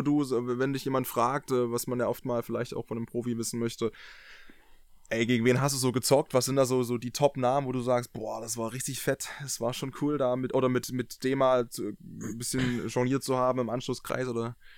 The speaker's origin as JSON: {"language": "German", "area": "near Dresden", "region": "Saxony", "country": "Germany", "said": "ich komme ja aus der Nähe von Dresden"}